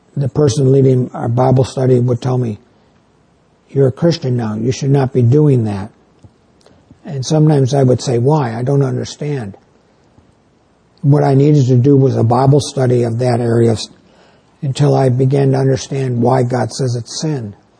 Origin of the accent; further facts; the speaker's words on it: New York, United States; now in northern Illinois, United States; I come from New York State